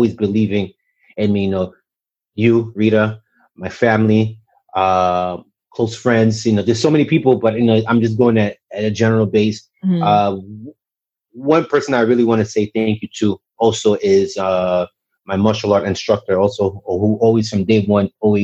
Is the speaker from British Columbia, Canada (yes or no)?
no; Montreal, Quebec, Canada; moved away; young Haitian American. I grew up in Montreal, Canada